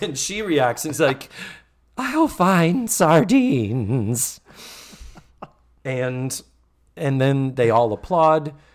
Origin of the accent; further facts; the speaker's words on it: New England, United States; I'm from New England, we never call them stories, that is such a Southern thing.